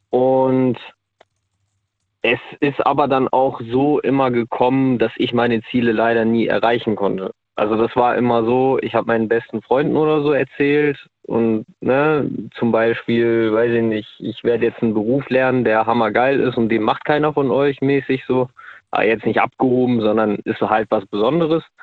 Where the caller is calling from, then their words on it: North Rhine-Westphalia, Germany; äh, ich komme aus